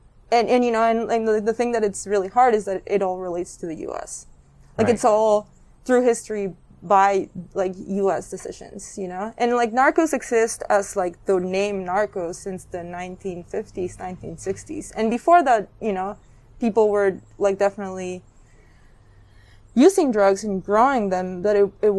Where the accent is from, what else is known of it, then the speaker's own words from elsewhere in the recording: Mazatlán, Sinaloa, Mexico; moved away; I'm from a city called Mazatlan, and it's in the state of Sinaloa, which is in the Pacific coast of Mexico.